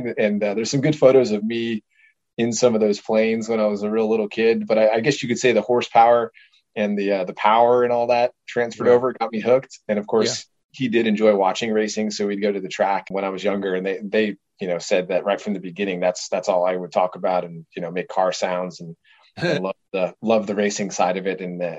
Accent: Illinois, United States; born there; I was born out in Chicago, or small little town outside of Chicago, actually, and then kind of hopped around.

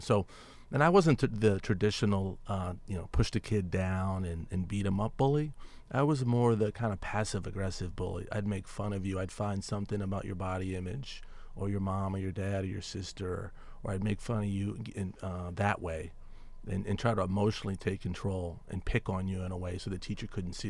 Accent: Washington, District of Columbia, United States; I grew up in Washington, D C

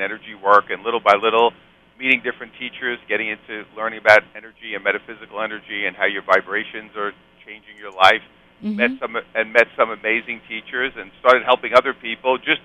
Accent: New York City, New York, United States; I'm a New York guy. I'm from Brooklyn.

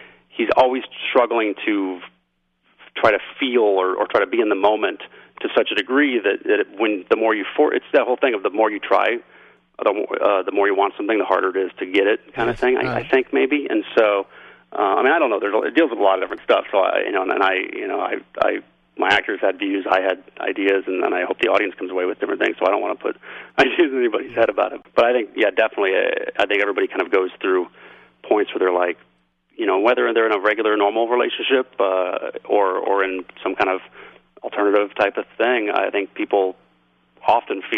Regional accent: Kansas City, United States; growing up in Kansas City for her and for me

